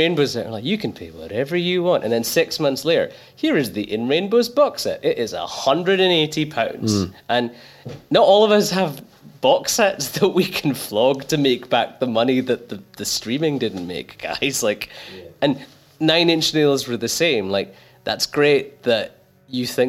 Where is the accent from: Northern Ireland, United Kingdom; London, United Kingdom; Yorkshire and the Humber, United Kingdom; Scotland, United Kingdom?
Scotland, United Kingdom; Glasgow; I grew up in a really rough part of Glasgow